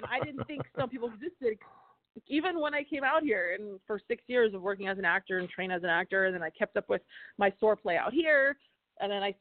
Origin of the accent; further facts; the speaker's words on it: Ohio, United States; moved away as an adult; also born or lived in Flint, Michigan; I grew up in Ohio.